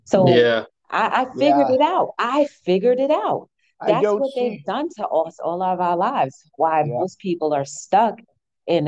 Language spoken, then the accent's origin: English; New Jersey, United States; I'm from Jersey